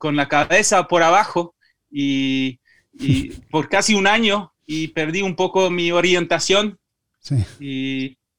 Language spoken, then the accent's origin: Spanish; Belgium; Spanish is a second language; moved away; also born or lived in Madrid; aprendí el español acá porque cuando, cuando, crecí, cuando en Bélgica ya, eh, ya estaba creciendo con tres idiomas, eh, francés, flamenco y inglés